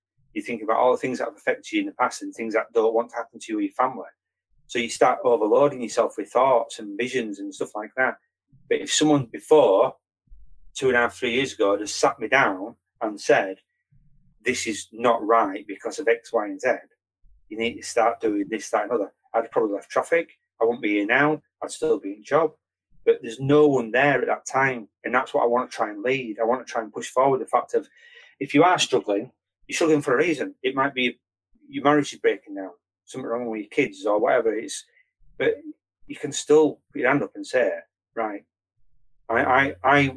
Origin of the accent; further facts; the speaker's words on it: Bingley, Yorkshire and the Humber, United Kingdom; from Bingley and I'm an ex-cop